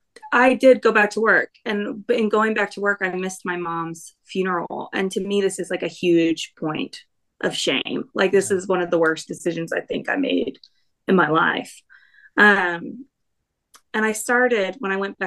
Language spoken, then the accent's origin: English; the South, United States; growing up in the South